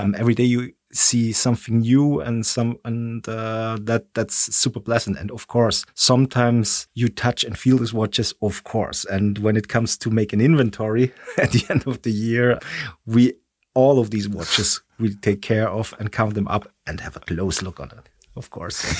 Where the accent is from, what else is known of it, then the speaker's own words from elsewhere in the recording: Stuttgart, Baden-Württemberg, Germany; English is a second language; moved away as an adult; now in Switzerland; I was born in Stuttgart